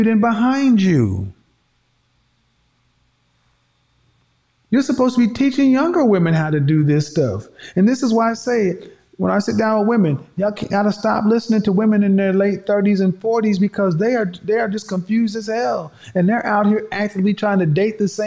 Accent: the Bible Belt, United States; I grew up in the Bible Belt

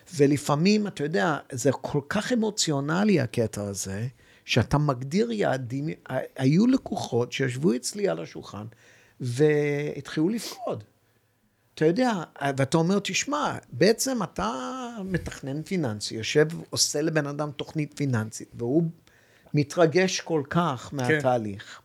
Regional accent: Hong Kong; now in Israel; יליד הונג קונג, ואבי גדל בשנגחאי

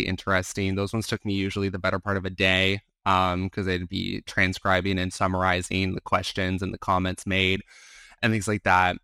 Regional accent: Arizona, United States; I'm from Arizona, I was working for an Arizona senator

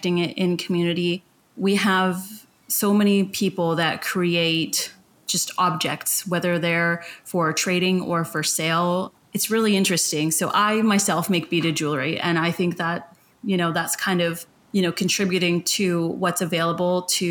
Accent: Hupacasath First Nation, Alberni Valley, British Columbia, Canada; I come from Hoopachesit First Nation in the Alberni Valley

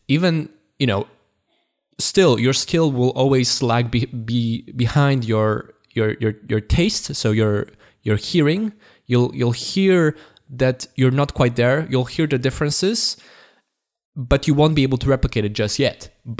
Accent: Poland; accent: Polish; English is a second language; my accent is not perfect, but it's not as obviously it's not as thick, it's not as obviously Polish as it was before.

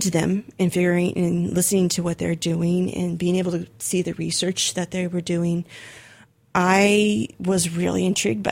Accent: Arcata, California, United States; moved away as an adult; also born or lived in Berkeley, California; the university that was in my hometown, Humboldt State

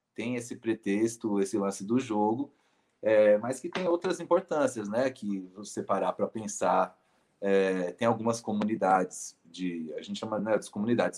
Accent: São Paulo, Brazil; eu disse que nasci no Hospital Germelino Matarazzo, mas vivi boa parte da minha vida é, no Jardim São Carlos, que é um bairro, é, que é uma quebrada dentro do bairro de São Miguel Paulista, na Zona Leste

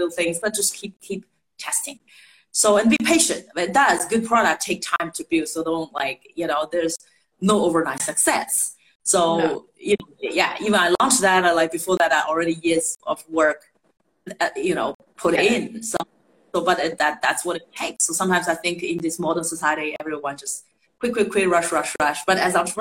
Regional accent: Shanghai, China; moved away; I grew up in Shanghai, I'm a city girl.

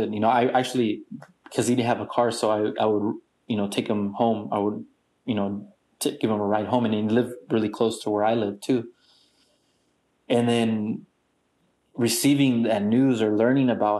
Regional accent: San Diego, California, United States; also born or lived in Tijuana, Mexico; born and raised in San Diego and Mexico, TJ, because I do have family in Mexico

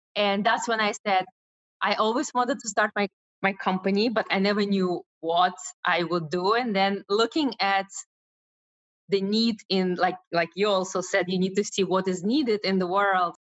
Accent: Russia; moved away; I was born in Russia, and as a Russian Jew

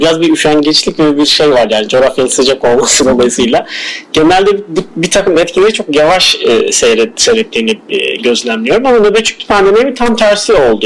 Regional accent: Adana, Turkey; moved away as an adult; also born or lived in Istanbul; ben Adana'da doğdum. Ee, e, Adana doğumluyum. Ee, ilk motorumu orada tamamladıktan sonra üniversite için İstanbul'a geldim.

